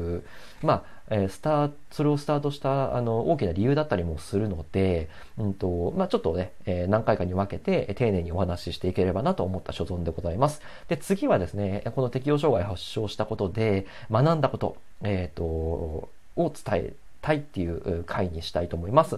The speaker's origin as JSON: {"language": "Japanese", "region": "Hokuriku", "country": "Japan", "tie": "born or raised there", "moved": "as an adult", "said": "僕はね、あの、北陸地方のね、えっ、ー、と、まあ、超絶田舎の えっと、町で生まれ育った"}